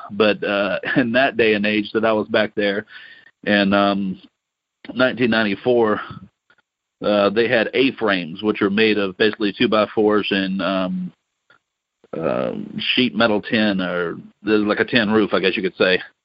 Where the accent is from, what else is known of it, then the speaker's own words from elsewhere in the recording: Louisiana, United States; I grew up in Louisiana